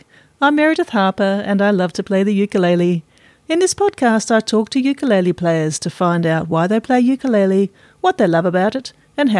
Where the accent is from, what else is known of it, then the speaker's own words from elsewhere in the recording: Sydney, New South Wales, Australia; now in Canberra, Australia; I'm also originally from Sydney, but now in Canberra.